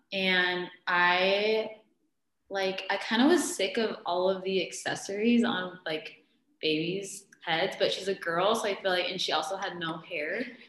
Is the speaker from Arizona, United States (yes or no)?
yes; Mesa, Arizona, United States; I've been here my whole life too, born and raised, haven't really gone anywhere.